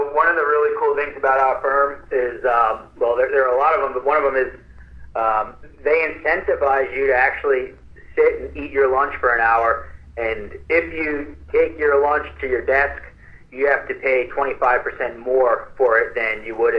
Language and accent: English; New York, United States; also born or lived in California; now in Austin, United States; So I grew up in New York, and I spent 13 years in Cali. So I'm always like a big city kind of a guy.